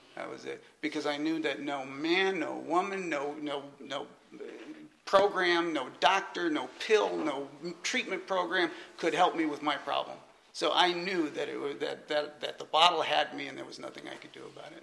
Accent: California, United States; moved away as an adult; also born or lived in Atlanta, Georgia; I was originally from California

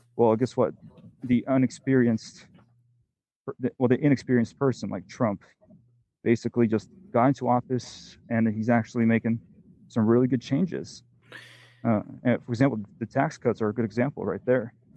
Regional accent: Pennsylvania, United States; also born or lived in Italy / Oregon / North Carolina; now in Arizona, United States; I grew up in Pennsylvania, lived in Oregon, lived in North Carolina, and then uh, I, I moved down to Arizona

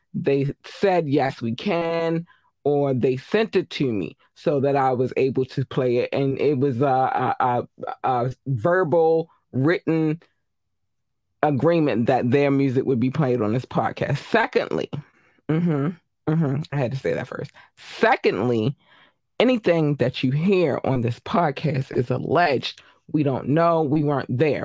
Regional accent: Baltimore, Maryland, United States; I'm from Baltimore

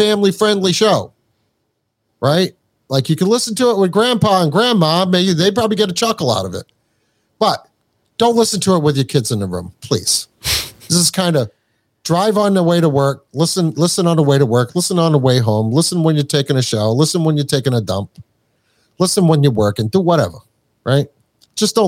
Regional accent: New Hampshire, United States; accent: Boston; also born or lived in Morehead, Kentucky; I am not from Boston. I might sound like I'm from Boston. I am from New Hampshire.

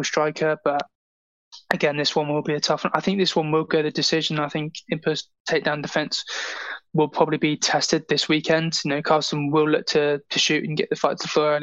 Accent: Gosport, South East England, United Kingdom; where I'm based is a place called Gosport, and that's like a little island off of Portsmouth

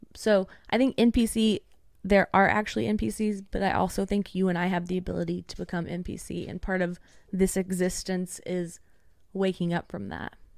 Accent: East Tennessee, United States; moved away as an adult; now in Nashville, United States; I currently live in Nashville, so that would be about three to four hours away from me, but I grew up in East Tennessee

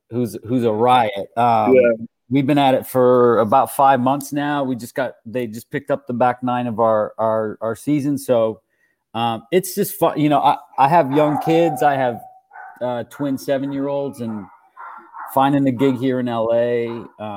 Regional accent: Canada; I'm Canadian, and I grew up in the early 90s

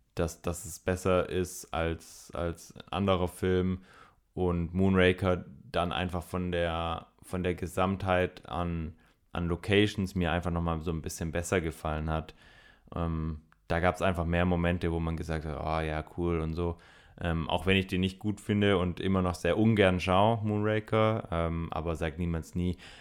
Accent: Swabia, Germany; ich bin Schwabe

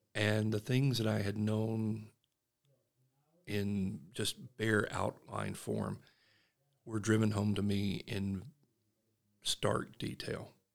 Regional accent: Statesboro, Georgia, United States; accent: Southern; moved away as an adult; now in Utah, United States; I grew up in the heart of the Bible Belt. I'm from Statesboro, Georgia, a small town.

